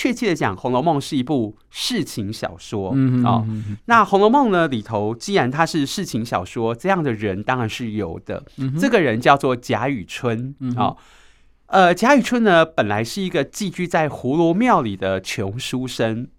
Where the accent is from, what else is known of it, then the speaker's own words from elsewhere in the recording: Taipei, Taiwan; 我们台北人